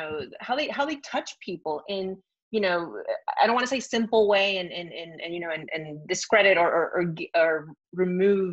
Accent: Venezuela; English is a second language; also born or lived in Argentina; now in San Francisco, United States; I'm from Venezuela

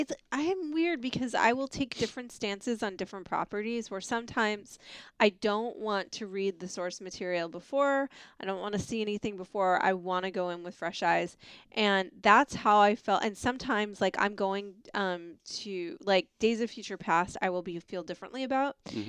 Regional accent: New York City, New York, United States; I grew up in New York City, actually.

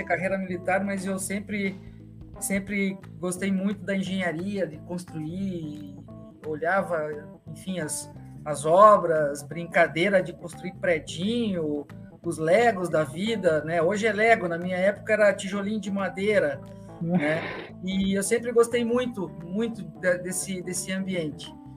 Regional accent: Rio Grande do Sul, Brazil; moved away; also born or lived in Curitiba; Sou, sou gaúcho, nasci no Rio Grande do Sul

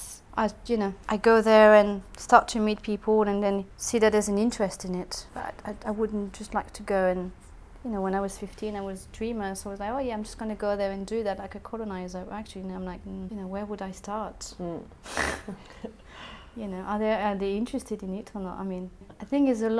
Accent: France; now in United Kingdom; I'm not British. I'm French.

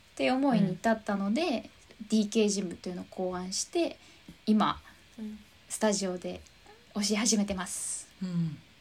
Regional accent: Japan; 生まれ育った自分のふるさと日本

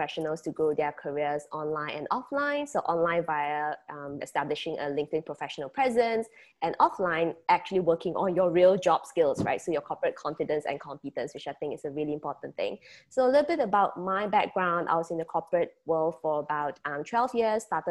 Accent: Malaysia; I'll be representing Malaysia, born and bred in Malaysia and currently in Penang, Malaysia.

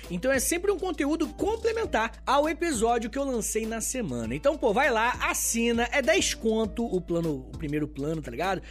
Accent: Rio de Janeiro, Brazil; o Rio de Janeiro, minha terra

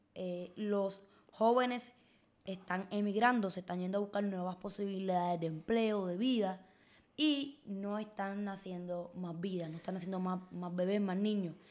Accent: Puerto Rico; las oportunidades eh, existentes en nuestro país

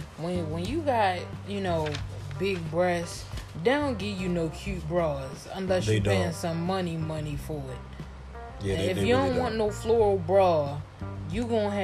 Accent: Washington, District of Columbia, United States; I'm from Washington, D.C.

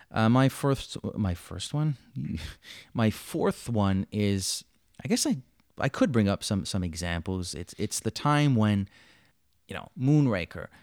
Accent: Montreal, Quebec, Canada; I'm born and, and bred here, Montreal, Quebec, Canada.

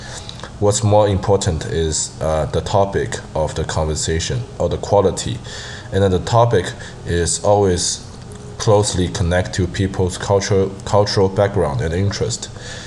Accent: China; English is a second language; now in United States; As an international student from China, I have studied in the US for almost 7 years.

